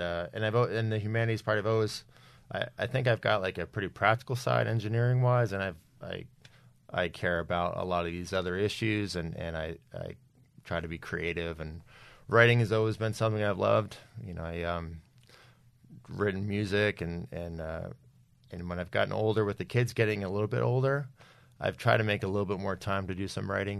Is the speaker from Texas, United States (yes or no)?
no; New Jersey, United States; also born or lived in Philadelphia; I was born in Philadelphia, uh, early seventies, grew up in New Jersey